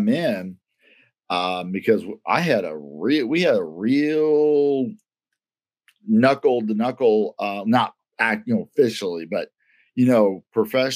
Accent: Kansas City, Missouri, United States; also born or lived in Alton, Missouri / Pierce City, Missouri; I'm from Kansas City

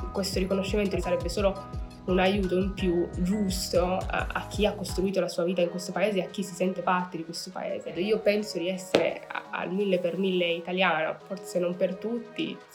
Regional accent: Meknes, Fès-Meknès, Morocco; now in Italy; oggi parliamo di cittadinanza. Nasco in Marocco, vengo da Meknes, città imperiale bellissima marocchina. Io abito eh, in Italia dal 2002

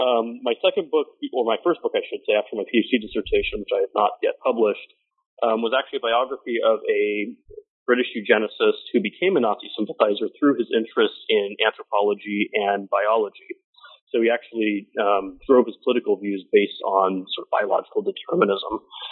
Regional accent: San Francisco Bay Area, California, United States; also born or lived in Fresno, California / St Andrews, Scotland / Cambridge, England; I was born and raised primarily in California. I grew up in the San Francisco Bay Area.

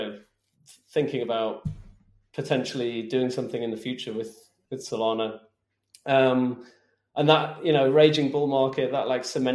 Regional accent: United Kingdom; now in Switzerland; I'm British, live in Switzerland

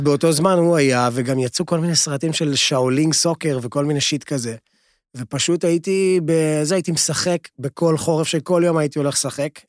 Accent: Lod, Central District, Israel; אני נולדתי בלוד

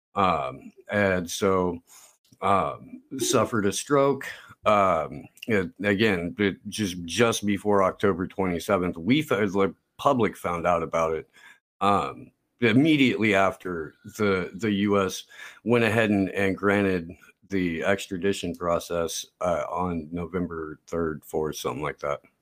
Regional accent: Indiana, United States; moved away as an adult; also born or lived in Santa Cruz Mountains, California / Central California; now in California, United States; I grew up in Indiana

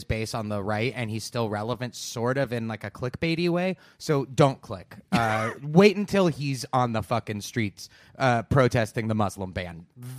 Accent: Minnesota, United States; I'm from Minnesota.

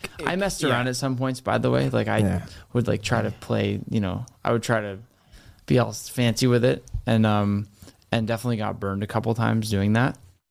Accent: Boston, Massachusetts, United States; No. I'm from Boston.

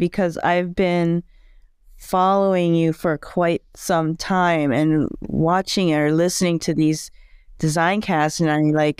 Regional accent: Bangkok, Thailand; born there; I was born in Thailand, in Bangkok, but my family has moved around because my father was a diplomat.

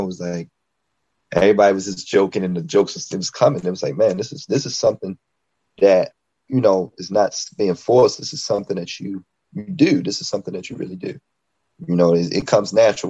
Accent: Baltimore, Maryland, United States; I'm an MC from Baltimore, Maryland

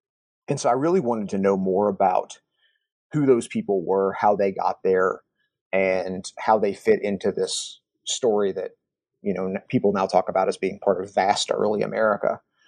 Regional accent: Kentucky, United States; Also, I grew up in Kentucky, where George Rogers Clark is kind of a, you know, he's a historical hero of the state in a lot of ways.

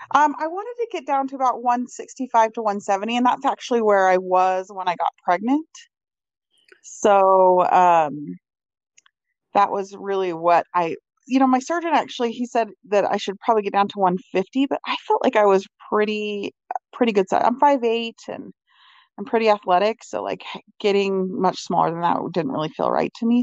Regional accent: Utah, United States; I'm from Utah

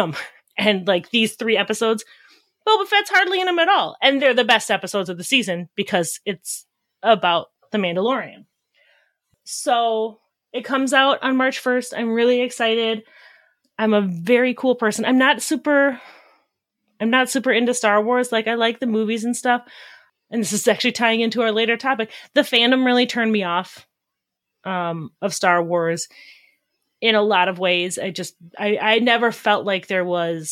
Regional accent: Wisconsin, United States; I'm from Wisconsin

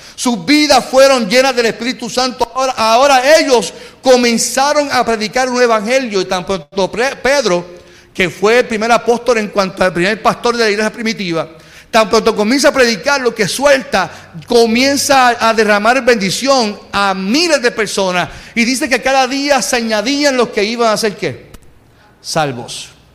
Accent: Puerto Rico; usted y yo que somos boricuas

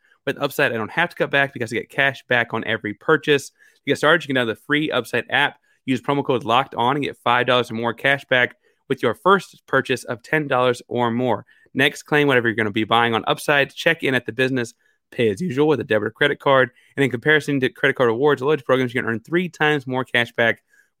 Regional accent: Texas, United States; As a Texan

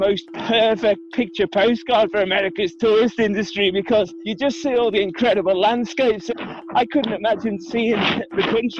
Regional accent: Liverpool, North West England, United Kingdom; I'm a veterinarian from Liverpool, England.

